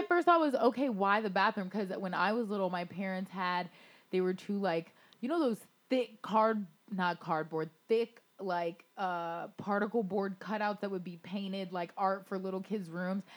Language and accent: English; Florida, United States; also born or lived in Baltimore; growing up in Florida